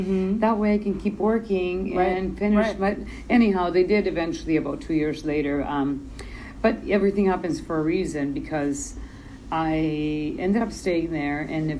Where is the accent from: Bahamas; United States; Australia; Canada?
Canada; English is a second language; also born or lived in El Salvador; I was born in El Salvador, Central America. Okay. My parents immigrated to Canada in 1990, and I've been freezing ever since.